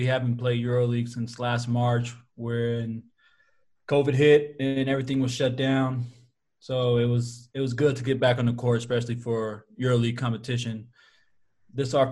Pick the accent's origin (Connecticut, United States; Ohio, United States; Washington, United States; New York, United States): Washington, United States; Seattle; moved away as an adult; also born or lived in Louisville, Kentucky / Italy; now in Berlin, Germany; I'm from Seattle, Washington